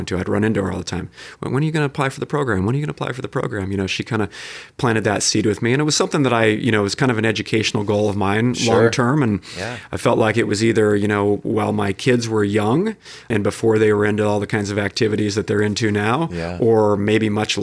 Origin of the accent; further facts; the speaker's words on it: North County, California, United States; I grew up in the area here. I grew up in North County and went to Torrey Pines